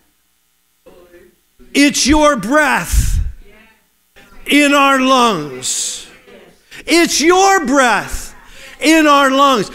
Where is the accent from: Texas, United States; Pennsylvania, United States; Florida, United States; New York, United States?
Pennsylvania, United States; The one I grew up in Pennsylvania